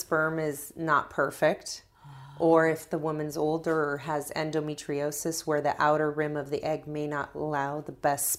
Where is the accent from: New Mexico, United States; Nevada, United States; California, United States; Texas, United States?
California, United States; Los Angeles; moved away as an adult; also born or lived in Baltimore; I grew up in Los Angeles